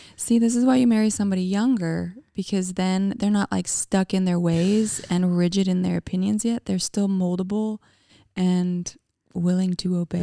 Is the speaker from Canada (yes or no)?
yes; Calgary, Alberta, Canada; moved away as an adult; now in United States; I'm from Canada. I grew up in a city called Calgary, Alberta